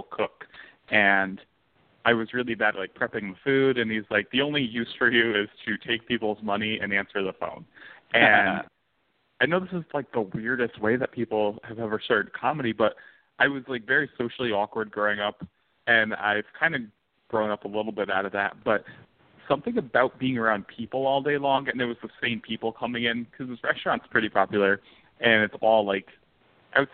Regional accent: New Haven, Connecticut, United States; now in New York, United States; I'm from Connecticut, New Haven, there's a pretty decent New Haven punk scene

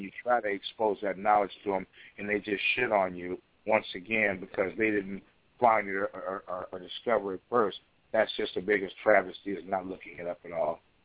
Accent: Chicago, Illinois, United States; I was raised in Chicago, directly under Elijah Muhammad

